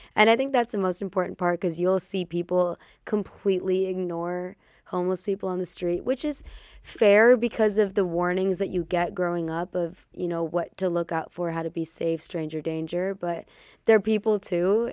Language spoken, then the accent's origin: English; Chicago, Illinois, United States; also born or lived in Hollywood; we grew up in Chicago